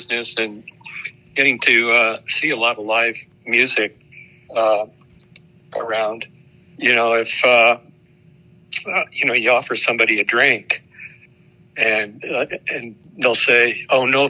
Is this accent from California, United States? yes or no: yes; Los Angeles, California, United States; we grew up in West LA near Hollywood